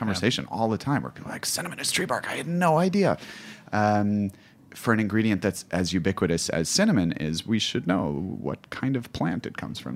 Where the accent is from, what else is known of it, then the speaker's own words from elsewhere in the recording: United States; also born or lived in Kabul, Afghanistan; me as an American